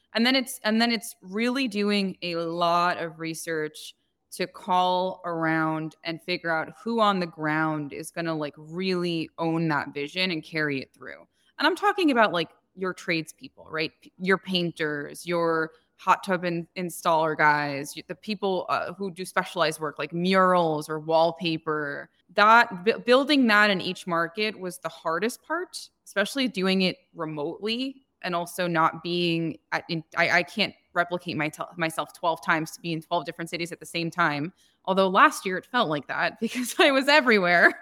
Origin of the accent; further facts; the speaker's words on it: New Jersey, United States; moved away as an adult; also born or lived in Manhattan, New York / Cupertino, California; now in Scottsdale, United States; I was born and raised in New Jersey, and I lived between Jersey and Manhattan up until I was, like, twenty-two